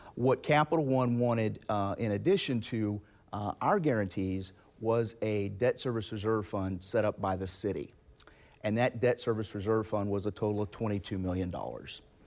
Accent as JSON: {"language": "English", "town": "Jacksonville", "region": "Florida", "country": "United States", "tie": "born or raised there", "said": "I'm from Jacksonville. I grew up here. I live here"}